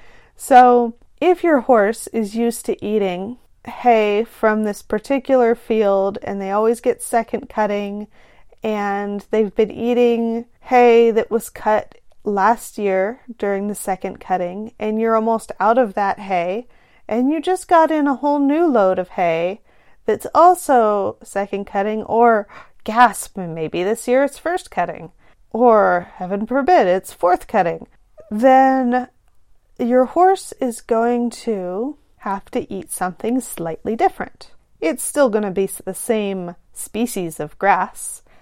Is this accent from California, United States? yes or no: yes; California, United States; as a Californian where I live.